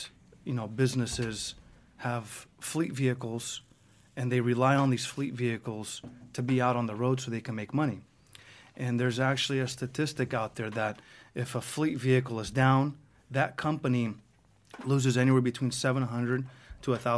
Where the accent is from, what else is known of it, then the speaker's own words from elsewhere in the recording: Greece; now in United States; But anyways, we came from Greece in the 80s, and he opened up his first shop in, I think, 86, and he's had businesses his whole life, and I just grew up in that industry.